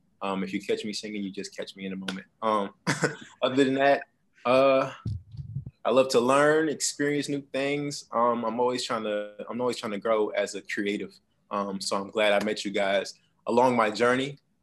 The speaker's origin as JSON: {"language": "English", "town": "New York City", "region": "New York", "country": "United States", "moved": "yes", "lives_now": "Savannah, United States", "said": "I am a 24-year-old content creator. I'm based in Savannah, Georgia. I'm originally from Bronx, New York."}